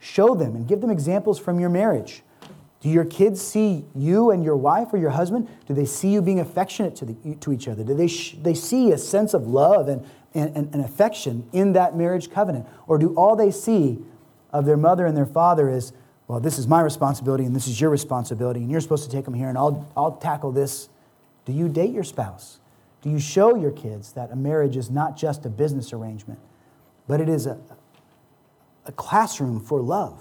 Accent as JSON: {"language": "English", "country": "United States", "said": "As American Christians"}